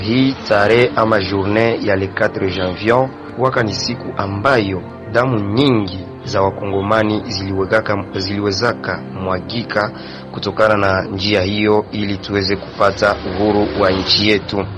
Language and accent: Swahili; Kamanyola, South Kivu, DR Congo; Toka diara Congo, Kamanyola, tarafani Walungu